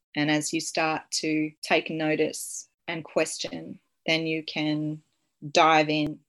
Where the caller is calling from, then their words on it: Sunshine Coast, Queensland, Australia; I'm calling in from Cabi Cabi Country on the Sunshine Coast